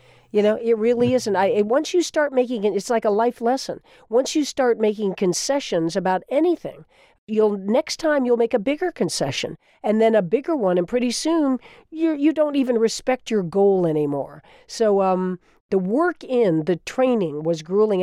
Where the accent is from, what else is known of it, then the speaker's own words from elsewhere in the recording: Florida, United States; was my home state, also of Florida. I grew up as a kid during the Revolution, looking out over that water